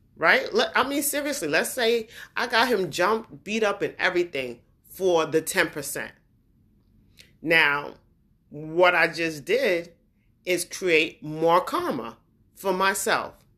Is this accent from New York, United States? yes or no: yes; New York, United States; also born or lived in New Jersey / Brooklyn / Queens / Long Island; I'm from New York. Born in New York, I'm from that area, New York, New Jersey